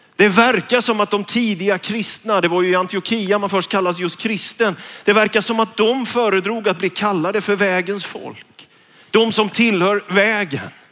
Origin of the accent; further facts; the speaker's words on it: Vetlanda, Jönköping County, Sweden; när jag gick gymnasiet hemma i Vetlanda, Njudungsgymnasiet